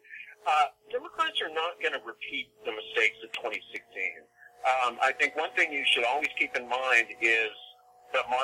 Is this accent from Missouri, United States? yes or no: no; East Texas, United States; I'm from East Texas